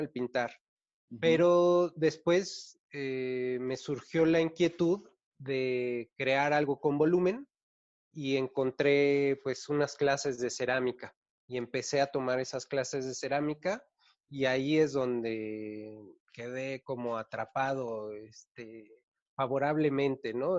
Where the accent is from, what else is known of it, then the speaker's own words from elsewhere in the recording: Mexico City, Mexico; Soy de la Ciudad